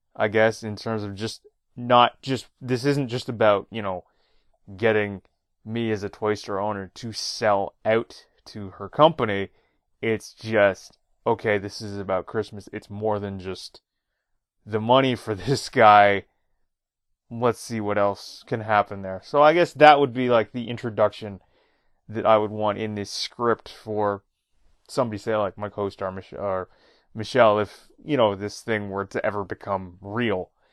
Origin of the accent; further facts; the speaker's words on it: Toronto, Ontario, Canada; Toronto, Canada, my hometown